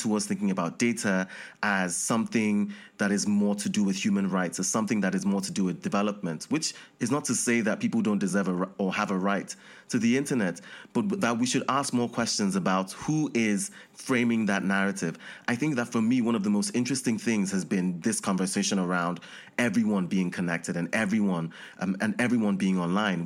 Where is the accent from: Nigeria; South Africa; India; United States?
Nigeria; I'm from Nigeria.